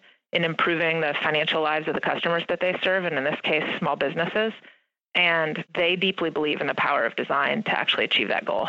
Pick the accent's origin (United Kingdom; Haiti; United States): United States; St. Louis, Missouri; also born or lived in Indiana / Michigan / Ohio / Minnesota; But I was born in Indiana, moved to Michigan, Ohio, Minnesota, Missouri, spent a few stints in Texas, and then ended up going to high school in St. Louis.